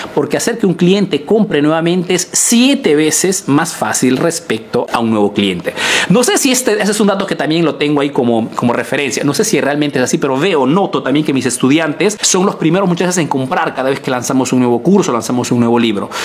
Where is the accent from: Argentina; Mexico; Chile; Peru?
Peru; now in Italy